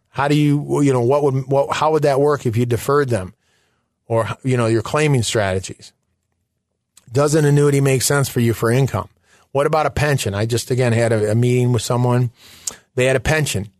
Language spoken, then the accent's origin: English; Michigan, United States; moved away; also born or lived in Chicago; I'm originally from Michigan